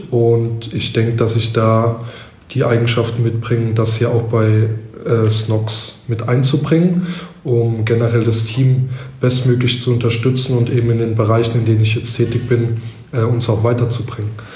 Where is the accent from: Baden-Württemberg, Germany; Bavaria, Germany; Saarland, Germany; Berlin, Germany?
Baden-Württemberg, Germany; near Heidelberg; also born or lived in Cologne; now in Mannheim, Germany; Ich komme ursprünglich aus der Nähe von Heidelberg